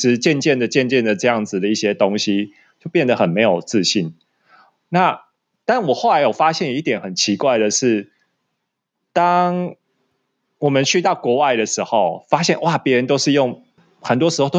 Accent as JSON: {"language": "Chinese", "country": "Taiwan", "said": "然后我们台湾人就会看到他们说哦，就以为先先用英文跟他讲嘛"}